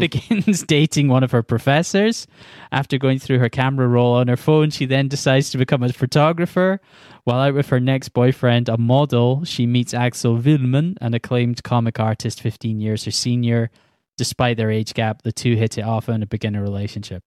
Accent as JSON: {"language": "English", "region": "Scotland", "country": "United Kingdom", "said": "I'm Scottish"}